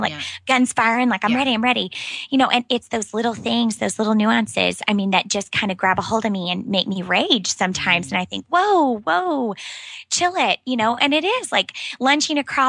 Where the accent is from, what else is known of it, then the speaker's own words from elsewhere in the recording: Moore, Oklahoma, United States; now in Dallas, United States; I was born and raised in Moore, Oklahoma, which is a small town outside of Oklahoma City